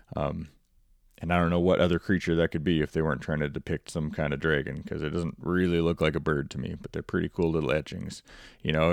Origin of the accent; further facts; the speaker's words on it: Montana, United States; my home state of Montana